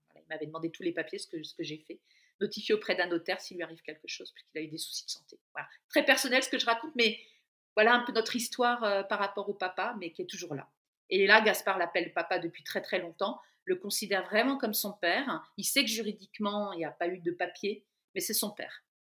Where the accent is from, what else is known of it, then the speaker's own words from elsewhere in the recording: Brittany, France; moved away as an adult; also born or lived in central France; dans ma région d'origine, en Bretagne, au bord de la mer